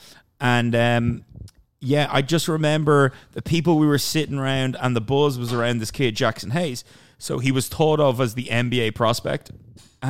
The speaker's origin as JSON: {"language": "English", "country": "Ireland", "said": "I'm from Ireland."}